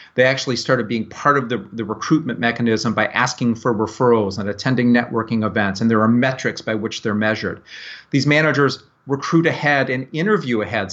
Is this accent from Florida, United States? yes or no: yes; Tampa, Florida, United States; I'm from Tampa Bay, Florida